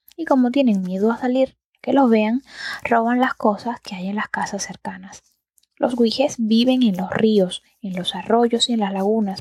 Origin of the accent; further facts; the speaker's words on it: Antilla, Holguín, Cuba; yo soy del campo. Bueno, yo soy de Antilla, que es más bien un pueblo de mar